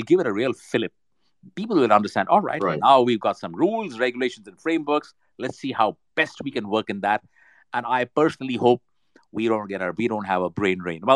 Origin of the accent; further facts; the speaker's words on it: India; We've got the brains right here in India. I'm Indian